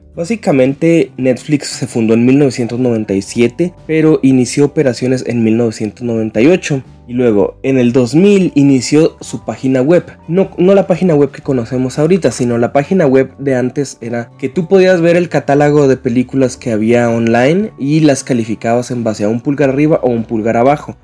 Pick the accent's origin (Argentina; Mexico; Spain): Mexico; Chihuahua; soy de México, en más concreto desde el estado de Chihuahua, en el norte